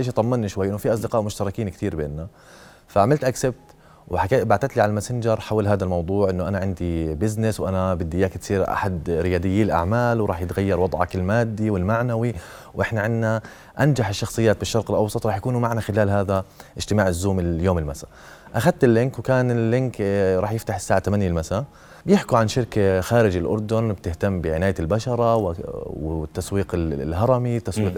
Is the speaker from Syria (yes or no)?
yes; Syria; now in Jordan; انا الواحد سوري